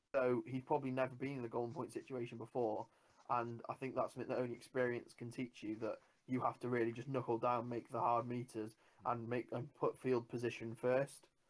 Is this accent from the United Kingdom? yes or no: yes; Wales, United Kingdom; as a Welshman